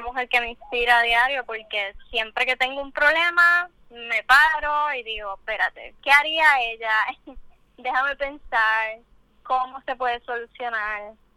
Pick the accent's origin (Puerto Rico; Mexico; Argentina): Puerto Rico; nos identifican como puertorriqueñas, como caribeñas